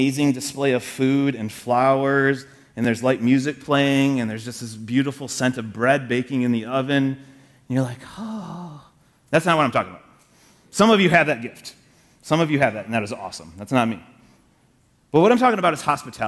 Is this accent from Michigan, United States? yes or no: yes; Michigan, United States; I was from Michigan